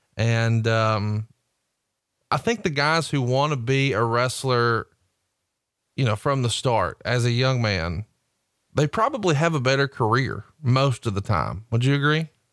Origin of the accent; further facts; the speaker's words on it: Alabama, United States; I'm from Alabama.